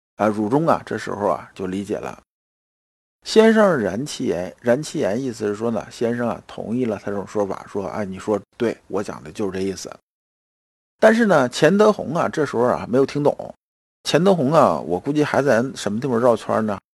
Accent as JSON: {"language": "Chinese", "country": "China", "said": "这个我们中国人是这样子的，是吧？"}